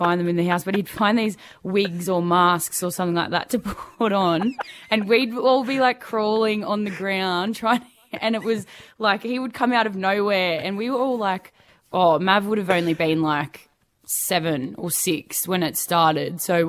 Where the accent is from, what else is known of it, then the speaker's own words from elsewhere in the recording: Perth, Western Australia, Australia; born there; Yes, I was born in Perth. Everyone else was born here in Sydney, and I kind of like to play on that a little bit.